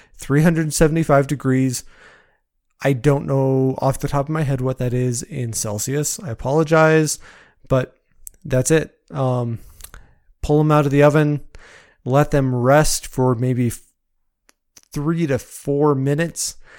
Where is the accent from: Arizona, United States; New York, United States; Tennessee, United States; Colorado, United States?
Colorado, United States; moved away as an adult; Growing up in Colorado